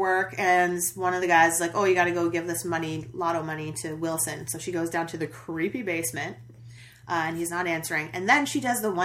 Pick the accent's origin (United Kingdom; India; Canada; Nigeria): United Kingdom; as the Brit here